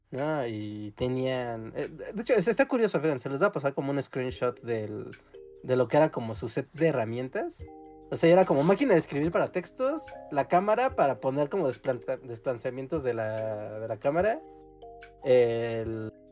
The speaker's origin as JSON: {"language": "Spanish", "country": "Mexico", "said": "si somos mexicanos"}